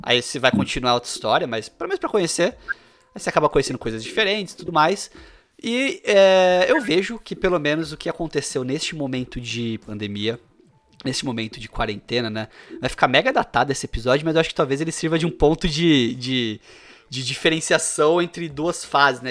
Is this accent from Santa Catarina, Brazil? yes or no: no; Bauru, São Paulo, Brazil; eu sou de Bauru, tá? Interior de São Paulo